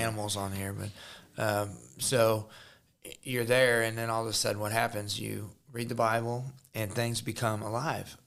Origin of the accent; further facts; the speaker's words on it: Jefferson City, Missouri, United States; I'm from Jeff City, Missouri